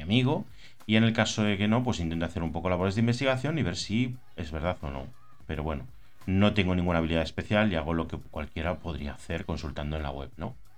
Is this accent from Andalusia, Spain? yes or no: no; Burgos, Castile and León, Spain; now in Campanet, Spain; soy de Burgos, aunque vivo en Campanet, en Islas Baleares